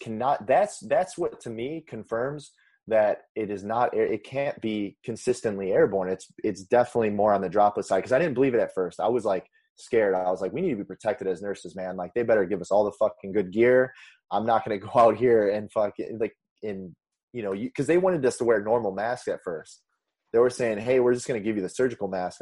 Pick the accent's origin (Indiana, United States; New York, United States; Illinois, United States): Indiana, United States; moved away as an adult; also born or lived in Chicago; now in California, United States; I'm from Indiana